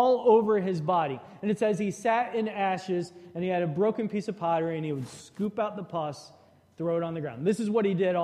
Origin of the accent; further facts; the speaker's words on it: Shreveport, Louisiana, United States; growing up in Shreveport, Louisiana.